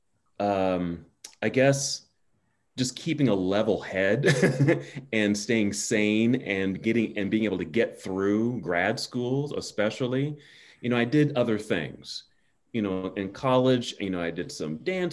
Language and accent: English; Oakland, California, United States; moved away as an adult; also born or lived in Palo Alto, California; now in Salt Lake City, United States; because I'm from Oakland, California, did my schooling in the South Bay in Palo Alto